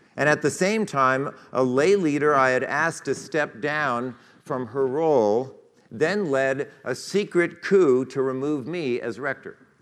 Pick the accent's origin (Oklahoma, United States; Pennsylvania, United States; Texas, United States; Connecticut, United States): Connecticut, United States; Westport; We left Westport, which was my hometown, and headed east